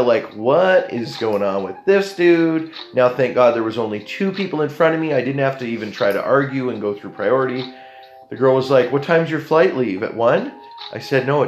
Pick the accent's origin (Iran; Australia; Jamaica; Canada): Canada; I'm being very Canadian about it